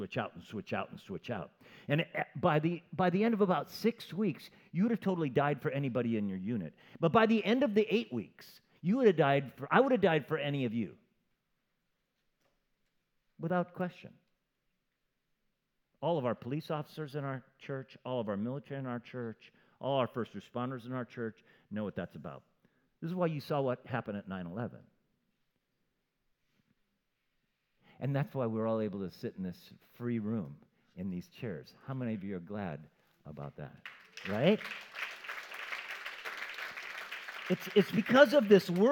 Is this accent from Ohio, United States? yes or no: no; Camarillo, California, United States; I grew up in Camarillo